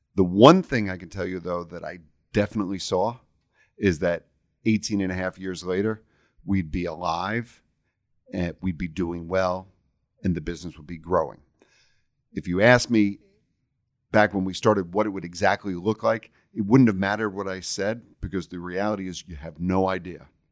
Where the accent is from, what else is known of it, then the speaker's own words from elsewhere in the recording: New York, United States; moved away as an adult; I'm originally from New York